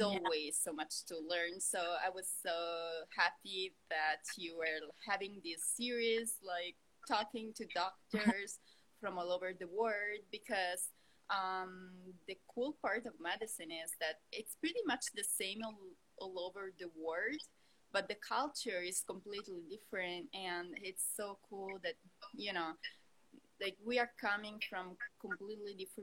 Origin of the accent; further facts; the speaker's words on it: Italy; moved away as an adult; now in Los Angeles, United States; I'm a doctor from Italy, and I'm an ophthalmologist from Italy, and right now I'm based in LA for my fellowship.